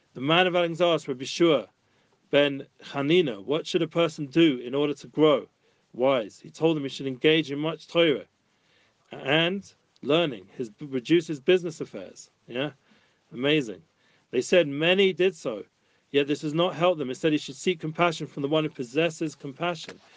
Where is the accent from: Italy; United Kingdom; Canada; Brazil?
United Kingdom; London; moved away as an adult; now in Jerusalem, Israel; I grew up in London.